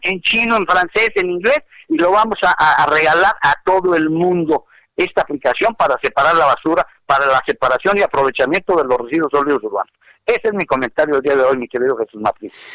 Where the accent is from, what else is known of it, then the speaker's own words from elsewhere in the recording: Mexico; no somos extranjeros, somos mexicanos